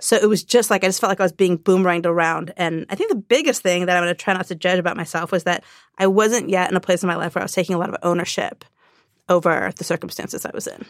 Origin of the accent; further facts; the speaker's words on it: Orange County, California, United States; I grew up in Orange County